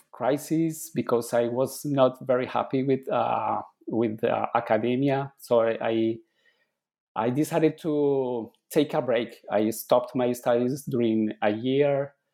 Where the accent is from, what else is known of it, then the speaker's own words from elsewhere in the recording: Bogota, Bogotá Capital District, Colombia; English is a second language; moved away; I was born in Colombia I was born and raised in Colombia. Um, I grew in a city called Bogota, which is the capital city